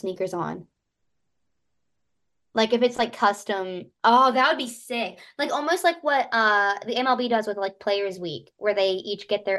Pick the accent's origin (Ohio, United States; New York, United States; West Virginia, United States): West Virginia, United States; Coalton; I'm from Elkins because Colton is so small and right outside Elkins, and everybody in Colton goes to Elkins for things